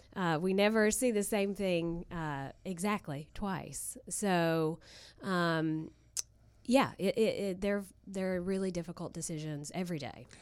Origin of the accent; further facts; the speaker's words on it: Southern West Virginia, United States; I'm from Southern West Virginia